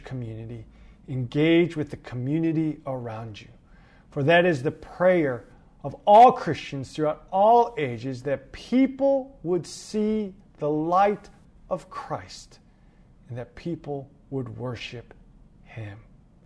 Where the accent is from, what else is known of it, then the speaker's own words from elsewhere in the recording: Los Angeles, California, United States; moved away as an adult; now in New York, United States; I am originally from Los Angeles, California. I moved to New York about 8 years ago to pursue ministry